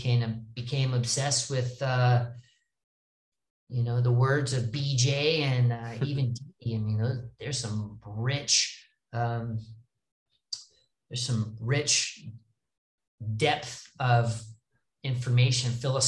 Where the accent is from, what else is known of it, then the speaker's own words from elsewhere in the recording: Los Angeles, California, United States; I'm from Los Angeles.